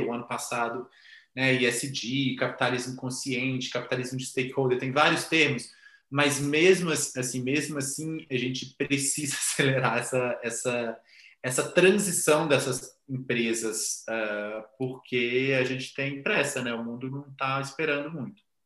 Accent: Minas Gerais, Brazil; Eu sou muito mineiro

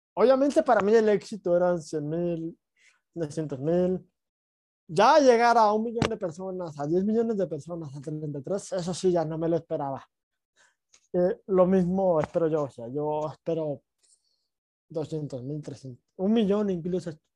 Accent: Mexico; me regreso a, México, a mi ciudad natal

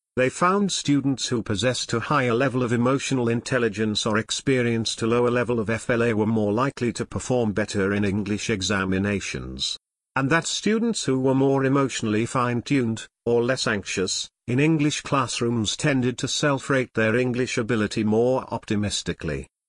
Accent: United States; moved away as an adult; now in China; From America.

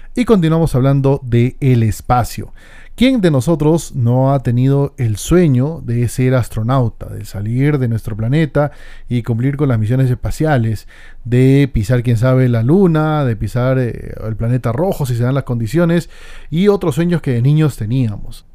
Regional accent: Peru; en mi país, Perú

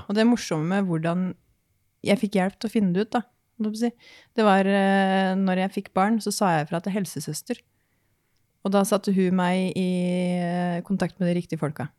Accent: Horten, Vestfold, Norway; jeg kommer jo da fra Horten, Eh, nærmere sagt Skoppum

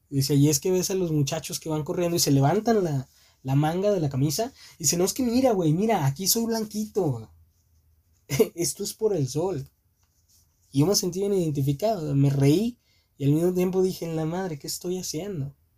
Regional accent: Mexico; somos nacidos en México

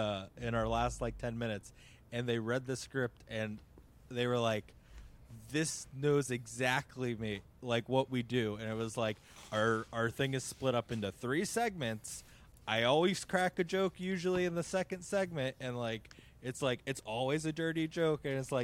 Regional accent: Boston, Massachusetts, United States; from Boston.

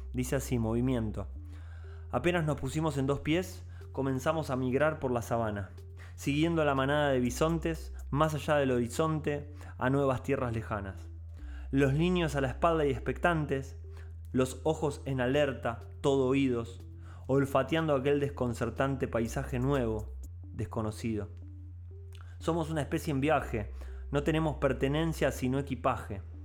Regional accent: Buenos Aires, Argentina; como poblador porteño, como poblador porteño de los 100 barrios porteños

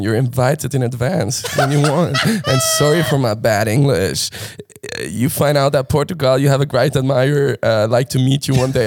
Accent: Bern, Switzerland; ich bin 24, bin geboren in Bern.

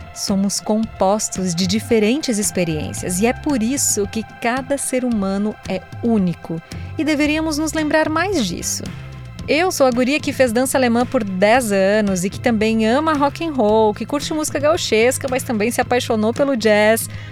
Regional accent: South Region, Brazil; moved away as an adult; now in São Paulo, Brazil; minha cidade natal, que tem lá seus 14 mil habitantes

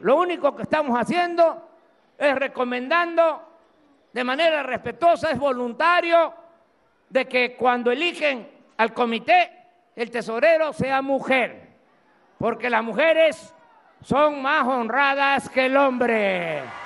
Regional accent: Tabasco, Mexico; accent: Tabasco speech (drops/adds s); moved away; also born or lived in Mexico City; allá en México a veces se burlan cómo hablo, que me como las heces, que las digo de más. Me da mucho orgullo el habla de mi pueblo.

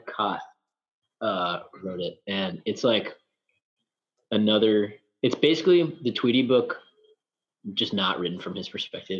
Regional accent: Tennessee, United States; I'm from Tennessee

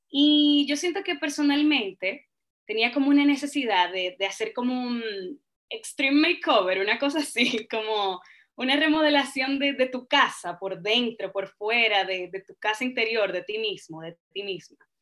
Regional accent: Dominican Republic; moved away as an adult; also born or lived in Madrid, Spain; now in Chile; el sazón de mi tierra, de mi país, de República Dominicana

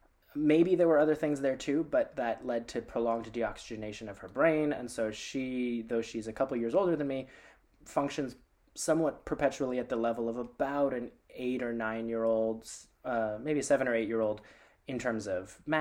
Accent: Palestine; also born or lived in United States; And so I was born in America. Me and my younger brother were born in the US, and I'm the only one in my family to have been born in a hospital. Before I was one, we moved to Palestine because why not?

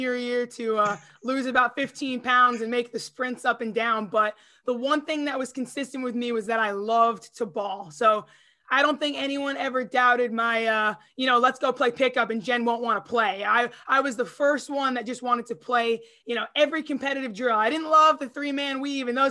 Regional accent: Long Island, New York, United States; I was from Long Island.

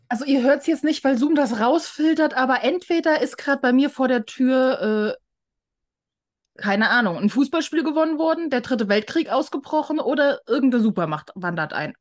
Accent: Germany; Ich so, aus Deutschland

